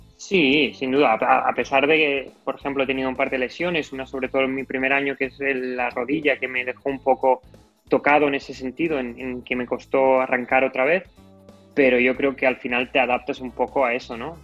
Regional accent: El Masnou, Catalonia, Spain; yo soy de Masno, que es un pueblo de 10 minutos

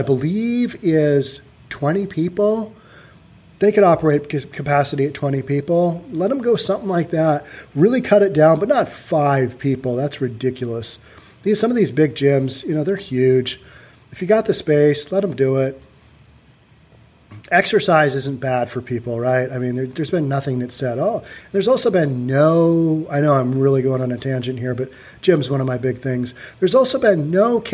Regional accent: Bellevue, Washington, United States; I'm from Bellevue, which is, rich people live in Bellevue

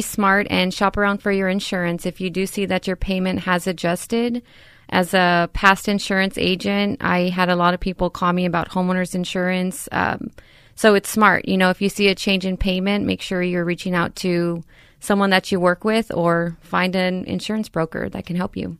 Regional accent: San Antonio, Texas, United States; born and raised in San Antonio

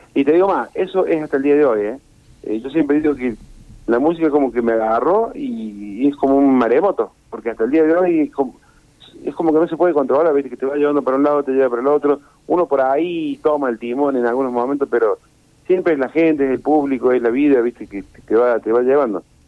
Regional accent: Rosario, Santa Fe, Argentina; moved away; cuando vivía en Rosario

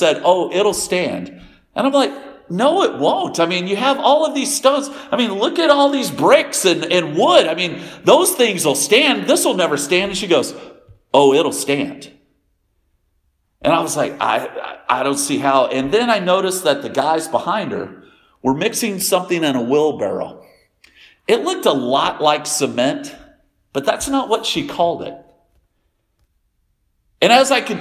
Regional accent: Denton, Texas, United States; I was born in Denton, Texas, in a hospital called Flo

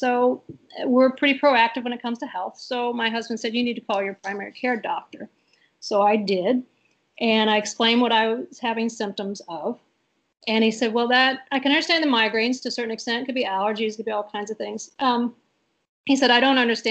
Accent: St. Louis, Missouri, United States; also born or lived in Grand Rapids, Michigan; I was born and raised in St. Louis, Missouri. So I'm a Missouri St. Louis girl.

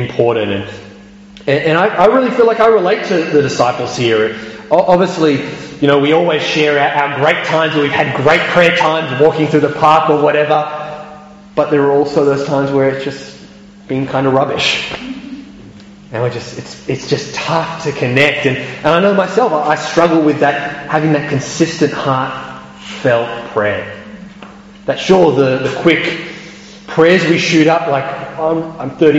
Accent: Australia; moved away; I can remember back in Australia watching the football

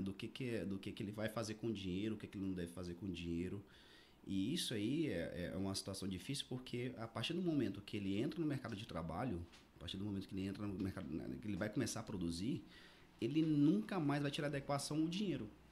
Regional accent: Araguaína, Tocantins, Brazil; moved away as an adult; also born or lived in Belém / Paragominas / Rio de Janeiro; now in Goiânia, Brazil; sou natural daqui de Araguaína, né? Nasci e me criei aqui. Fiquei aqui até 2015

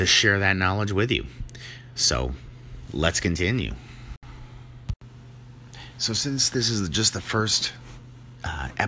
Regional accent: New Hampshire, United States; now in Vermont, United States; I am from the Northeast, born in New Hampshire, and so came over and live in Vermont now, been here ever since

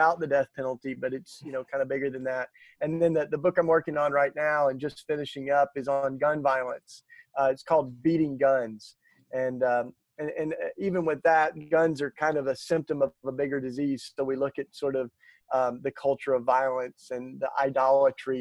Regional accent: the Bible Belt, United States; growing up in the Bible Belt

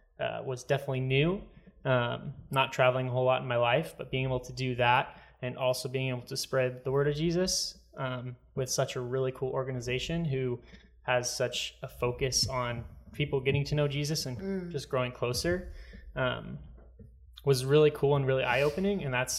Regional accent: Arizona, United States; Born and raised in Arizona my whole life.

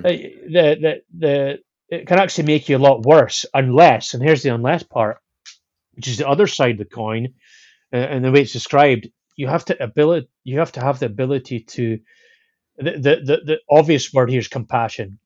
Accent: Scotland, United Kingdom; I'm Scottish

